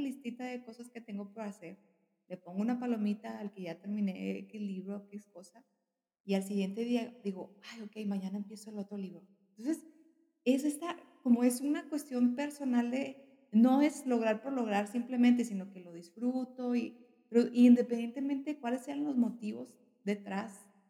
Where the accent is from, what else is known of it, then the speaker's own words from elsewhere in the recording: northern Mexico, Mexico; como mexicana, al norte del país